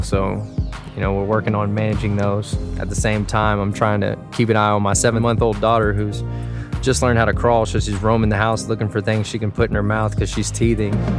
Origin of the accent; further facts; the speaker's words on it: Dallas, Texas, United States; moved away; I was from Dallas.